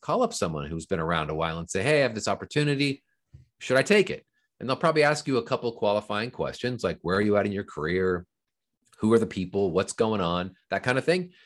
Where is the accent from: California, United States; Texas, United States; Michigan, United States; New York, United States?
California, United States; Fullerton; I grew up in Southern California. I lived in Orange County, California, which is in, in a, in a town called Fullerton